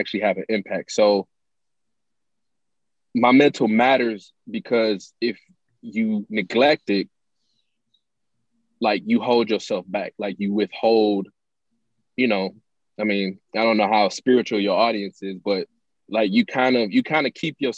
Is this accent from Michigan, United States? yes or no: yes; Pontiac, Michigan, United States; I'm from Pontiac, Pontiac, Michigan. Grew up there, born and raised.